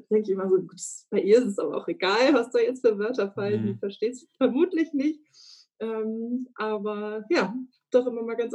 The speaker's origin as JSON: {"language": "German", "town": "Flensburg", "region": "Schleswig-Holstein", "country": "Germany", "lives_now": "Hamburg, Germany", "said": "nein, ich bin nicht gebürtig aus Hamburg, aber ein gebürtiges Nordlicht, komme aus Flensburg"}